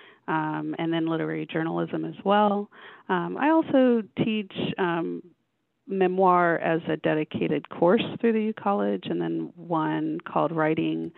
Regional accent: Houston, Texas, United States; moved away as an adult; also born or lived in Phoenix, Arizona; I grew up in Houston, Texas

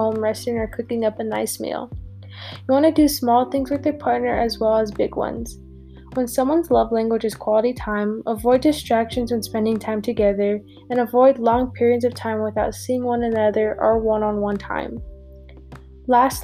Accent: Colorado, United States; born and raised in Colorado

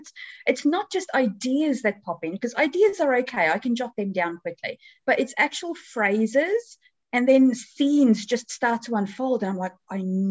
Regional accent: South Africa; also born or lived in New Zealand; now in England; I was originally born and raised in South Africa

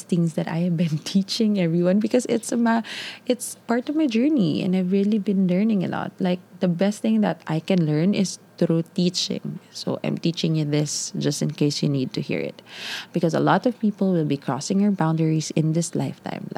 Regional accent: Davao City, Davao Region, Philippines; I'm from Ma'a.

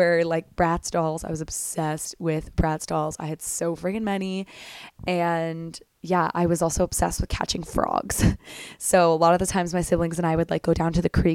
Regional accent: small town 2.5 hours from Toronto, Ontario, Canada; moved away as an adult; also born or lived in Belleville, Ontario / Ireland; now in Toronto, Canada; I grew up in a very, very, very small town, about 2.5 hours away from Toronto

